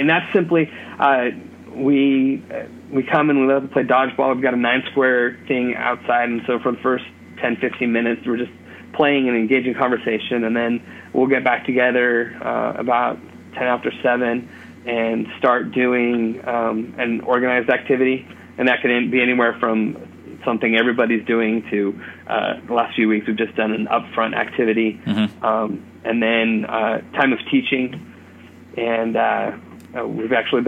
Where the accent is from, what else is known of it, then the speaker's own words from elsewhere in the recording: California, United States; moved away as an adult; now in Bloomfield, Indiana, United States; I'm from California